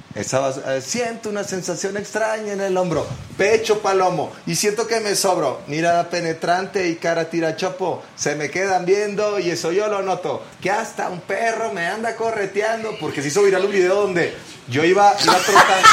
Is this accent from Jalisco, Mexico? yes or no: no; Monterrey, Nuevo León, Mexico; Nosotros como regios